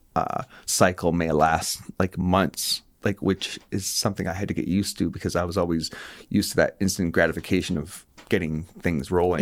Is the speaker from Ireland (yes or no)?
no; Moncton, New Brunswick, Canada; I grew up here in Moncton